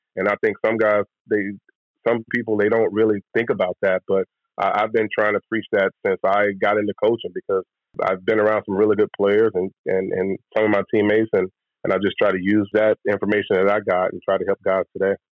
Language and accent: English; Louisville, Mississippi, United States; moved away as an adult; also born or lived in Starkville, Mississippi; now in Tampa, United States; growing up in Louisville